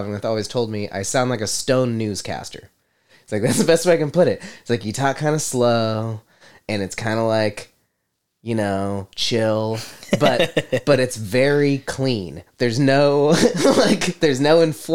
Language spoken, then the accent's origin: English; United States; I'm American.